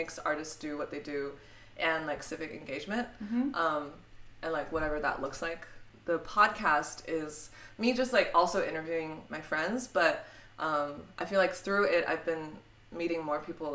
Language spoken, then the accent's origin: English; Cupertino, California, United States; also born or lived in Harbin, China; now in New York, United States; I grew up in the Bay Area. I grew up next to Apple